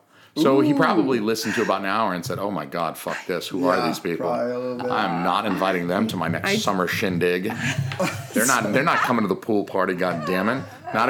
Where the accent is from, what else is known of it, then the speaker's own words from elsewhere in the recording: Georgia, United States; I'm a southerner. I'm from Georgia.